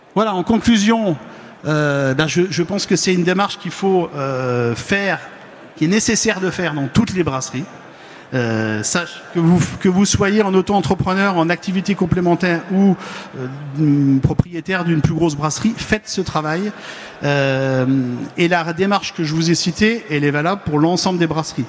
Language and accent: French; Lorraine, Grand Est, France; je ne suis pas Normand, je suis Lorrain